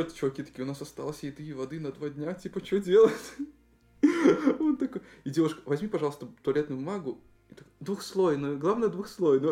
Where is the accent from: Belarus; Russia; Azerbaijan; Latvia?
Belarus; moved away; сами мы из Беларуси